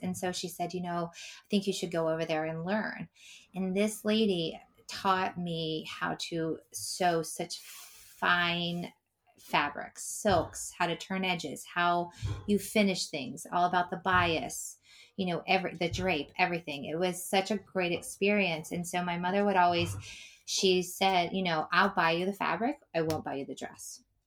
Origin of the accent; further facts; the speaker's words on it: Pennsylvania, United States; I grew up in Pennsylvania